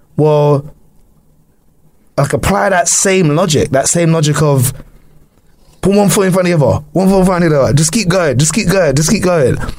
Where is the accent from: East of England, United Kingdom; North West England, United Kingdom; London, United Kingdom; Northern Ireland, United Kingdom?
London, United Kingdom; I'm from London